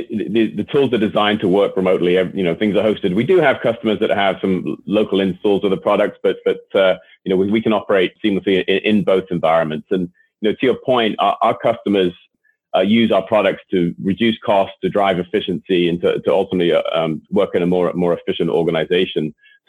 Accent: Boston, Massachusetts, United States; accent: Boston; hopefully you can still tell from my accent where my original roots are.

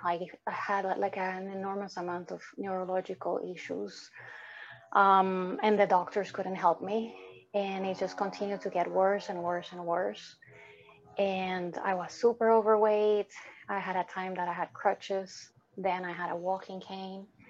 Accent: Dominican Republic; moved away; my upbringing growing up in the Dominican Republic with dysfunctional parents

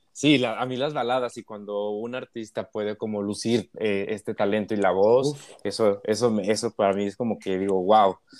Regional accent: Mexico; aquí en México y en América Latina

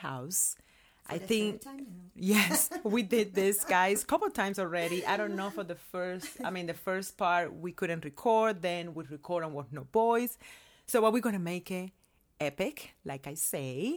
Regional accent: Cuba; born or raised there; now in United States

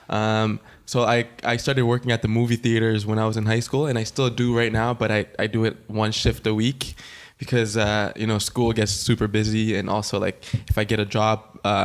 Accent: Ottawa, Ontario, Canada; I am a photographer from Ottawa

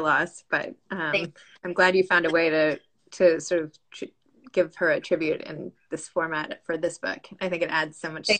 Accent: New York, United States; We're out on Long Island now, but I'm from New York.

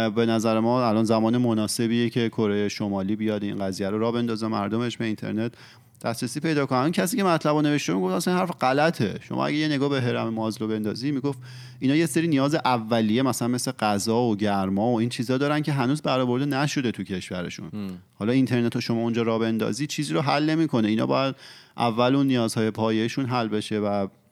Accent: Iran; ما که ایرانی هستیم

